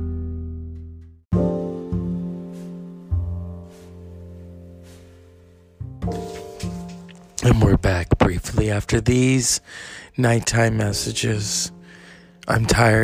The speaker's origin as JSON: {"language": "English", "country": "Mexico", "said": "As a Mexican"}